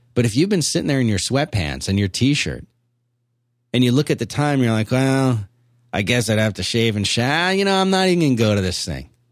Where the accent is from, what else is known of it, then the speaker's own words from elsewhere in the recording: Philadelphia, Pennsylvania, United States; I grew up in Philadelphia